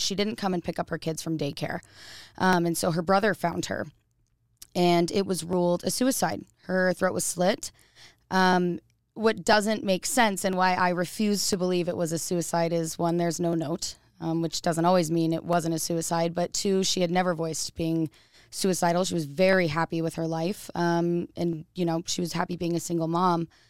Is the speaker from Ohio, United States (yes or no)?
no; Boise, Idaho, United States; I'm an Idaho native. Um, I was born in Boise, Idaho